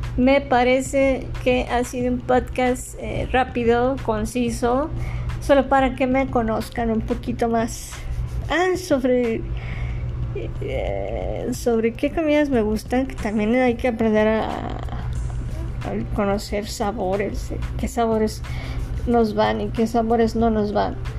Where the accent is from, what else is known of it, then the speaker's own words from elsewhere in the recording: Ciudad Juárez, Chihuahua, Mexico; also born or lived in Mexico City; Nací en la Ciudad de México y a los cuatro años me mudé a Ciudad Juárez. Ya, ya, tengo viviendo aquí en Ciudad Juárez 33 años